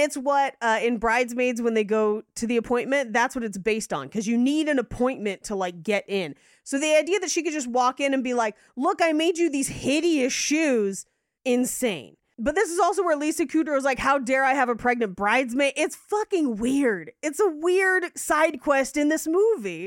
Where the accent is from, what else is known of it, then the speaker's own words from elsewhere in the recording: United States; we are American